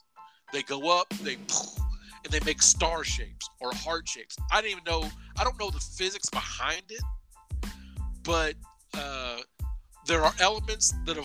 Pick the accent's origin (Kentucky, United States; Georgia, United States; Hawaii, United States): Kentucky, United States; Louisville; as a native Louisvillian, as a native Kentuckian